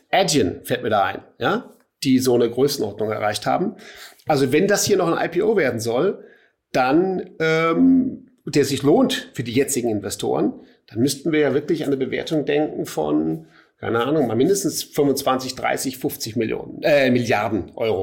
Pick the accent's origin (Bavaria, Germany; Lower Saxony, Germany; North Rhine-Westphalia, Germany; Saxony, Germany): Bavaria, Germany; Munich; hier als Münchner